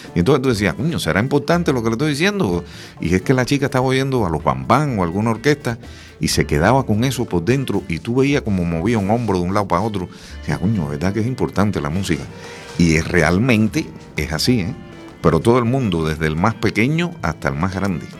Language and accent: Spanish; Camagüey, Cuba; moved away as an adult; now in A Coruña, Spain; allá en Cuba, eh, es el sitio donde nací, en Camagüey